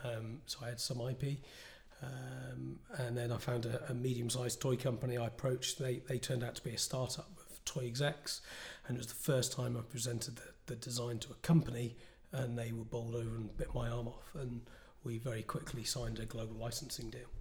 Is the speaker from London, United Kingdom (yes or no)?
no; the Northwest, North West England, United Kingdom; moved away; I'm from the Northwest originally